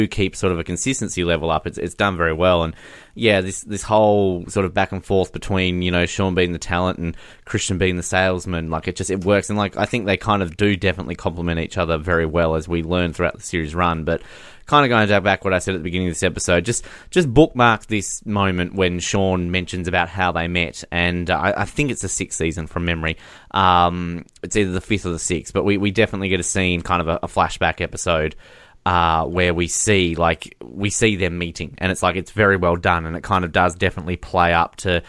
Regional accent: Australia; I'm Australian too

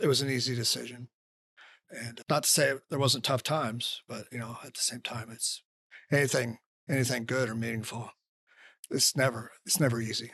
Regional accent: Iowa, United States; I said I was from Iowa

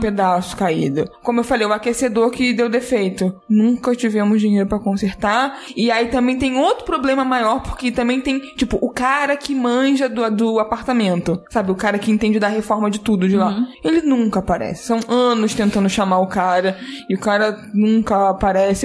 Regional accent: Rio de Janeiro, Brazil; eu sou carioca, morando no Rio a vida inteira

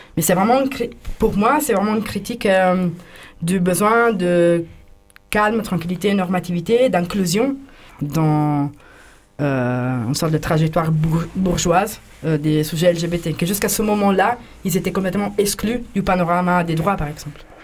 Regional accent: Italy; French is a second language; moved away as an adult; now in France; je viens d'Italie

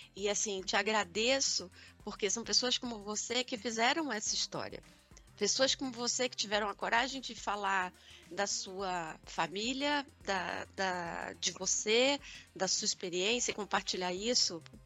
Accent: Rio de Janeiro, Brazil; also born or lived in Niterói; Eu também sou carioca

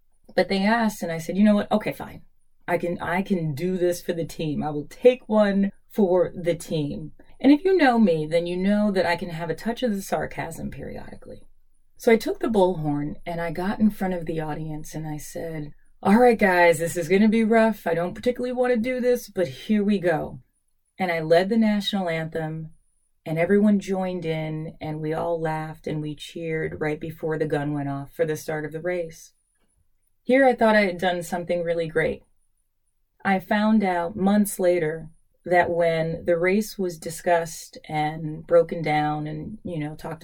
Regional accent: New York City, New York, United States; also born or lived in Queens, New York; I was born in Brooklyn, but you know, the last 4 years I've been living in Queens

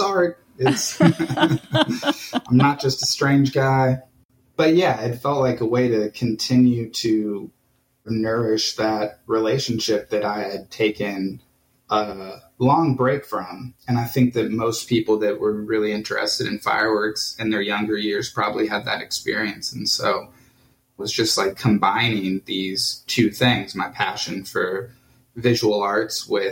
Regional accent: Johnson County, Kansas, United States; now in Kansas City, United States; I grew up in Johnson County

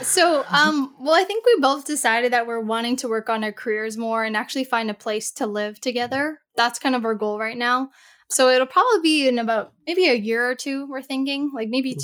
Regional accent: Canada; I'm from Canada

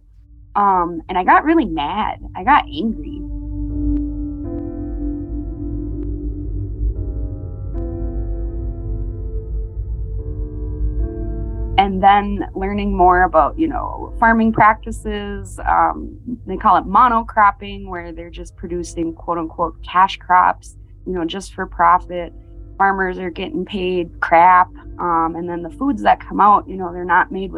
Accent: Lake Vermilion Reservation, Bois Forte, Minnesota, United States; I'm from the Lake Vermilion Reservation, District 2 of Boise Fort, Band of Chippewa

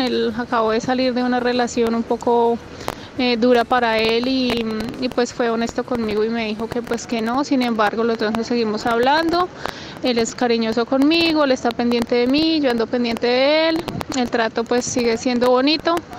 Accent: Colombia; moved away as an adult; now in Australia; soy colombiana

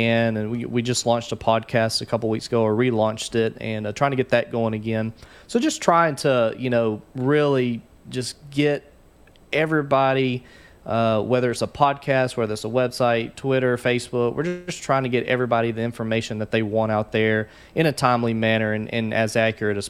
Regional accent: Haynesville, Louisiana, United States; growing up in Haynesville

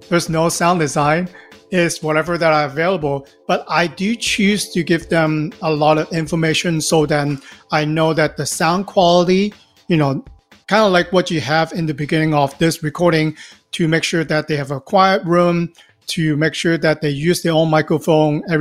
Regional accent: Los Angeles, California, United States; I'm from Los Angeles, California.

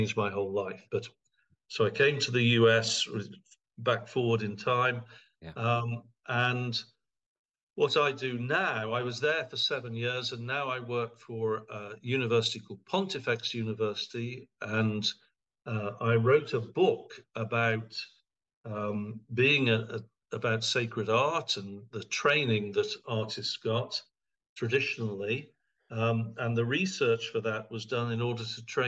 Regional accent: England, United Kingdom; moved away as an adult; also born or lived in California; now in Princeton, United States; I'm English

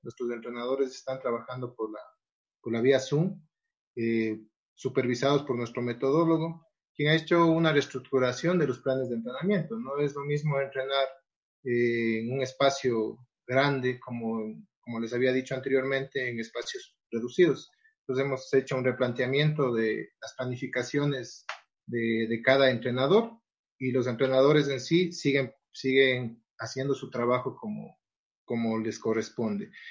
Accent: Ecuador; nosotros como Federación Ecuatoriana

